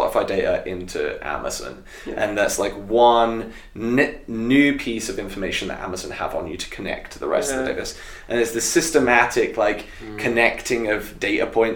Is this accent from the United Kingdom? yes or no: yes; United Kingdom; accent: British; my British accent